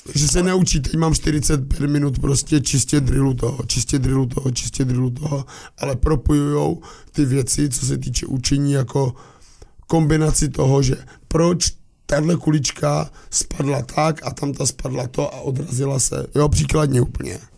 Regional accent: Moravia, Czechia; my Moraváci

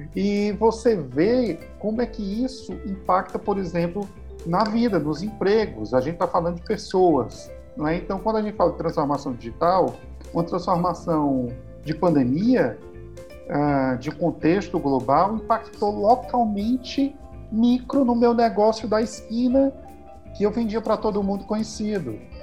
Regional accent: Brazil; moved away as an adult; now in Portugal; da cidade onde eu nasci, onde eu cresci, desenvolvi, me desenvolvi profissionalmente

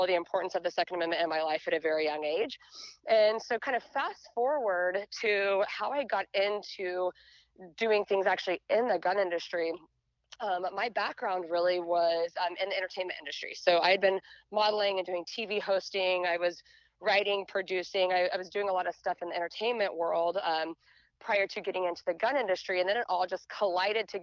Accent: a small town just outside of Dallas, Texas, United States; I was born and raised in Texas. And so I grew up in a really small town just outside of Dallas

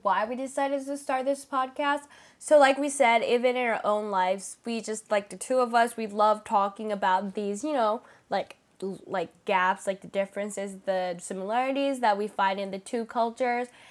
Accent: Japan; moved away as an adult; also born or lived in United States; now in California, United States; I grew up here in Japan

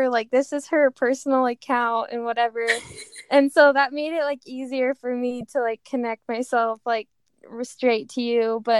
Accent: Pleasant Grove, Utah, United States; also born or lived in Cayman Islands; grew up in Pleasant Grove, so just right here

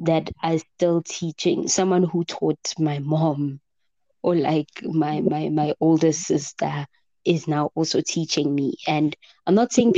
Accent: Gauteng, South Africa; I'm from Gauteng

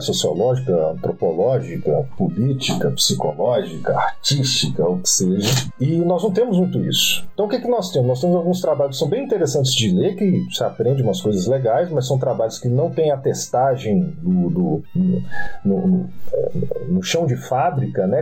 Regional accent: Minas Gerais, Brazil; eu sou de Minas Gerais

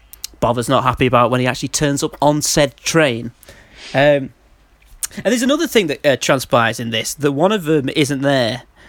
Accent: Manchester, North West England, United Kingdom; Like I said, I'm from Manchester, and neither of Manchester train stations look like that.

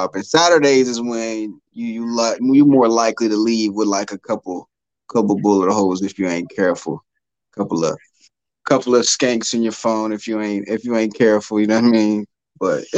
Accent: Cincinnati, Ohio, United States; also born or lived in Red Bank, New Jersey; I was born in Jersey, Red Bank, New Jersey. Moved to Cincinnati. Kind of grade school age, and then kind of been in the city area since

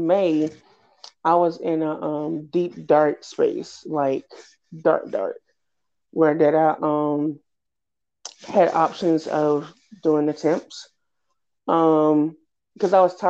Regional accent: Red Springs, North Carolina, United States; now in Fayetteville, United States; I am originally from Red Springs, North Carolina

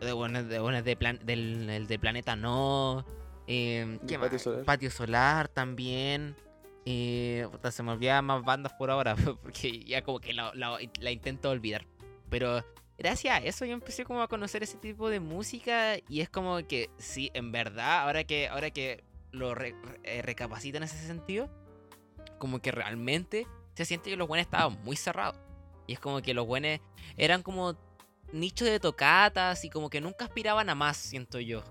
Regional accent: Santiago, Santiago Metropolitan, Chile; soy de Santiago

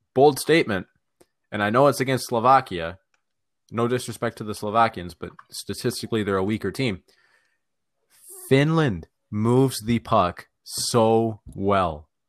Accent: Toronto, Ontario, Canada; we're all from Toronto.

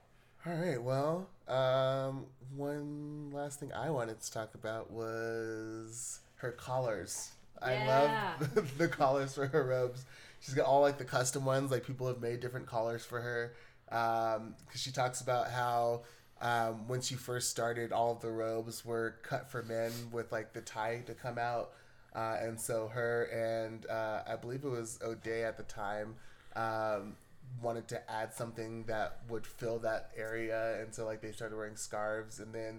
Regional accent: Brooklyn, New York, United States; we're both like born and raised in the Bronx.

